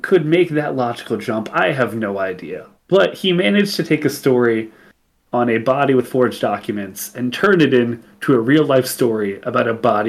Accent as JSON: {"language": "English", "region": "England", "country": "United Kingdom", "said": "I'm English."}